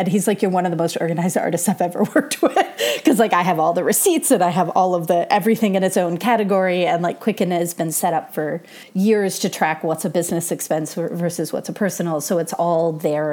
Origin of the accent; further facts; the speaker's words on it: Michigan, United States; moved away as an adult; also born or lived in Colorado; now in Los Angeles, United States; I grew up in Michigan and then did my undergrad in Colorado and then moved out to Los Angeles for grad school.